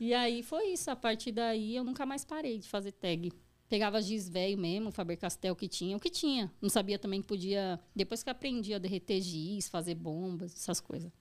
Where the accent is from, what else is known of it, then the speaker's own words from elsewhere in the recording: São Bernardo do Campo, São Paulo, Brazil; eu sou do bairro Assunção ali